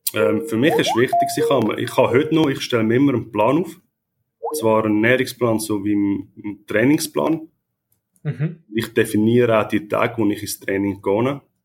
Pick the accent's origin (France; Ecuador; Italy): Italy; ich bin Italiener